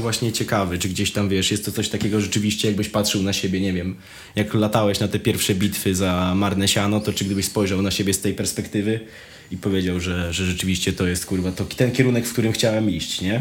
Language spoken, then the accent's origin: Polish; Wrocław, Lower Silesian Voivodeship, Poland; jestem z Wrocławia